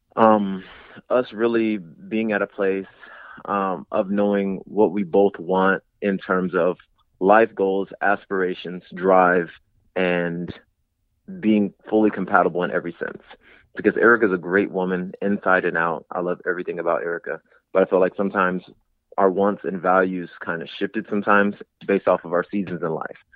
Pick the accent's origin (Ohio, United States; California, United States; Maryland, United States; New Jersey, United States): California, United States; San Diego; I'm from San Diego, California, born and raised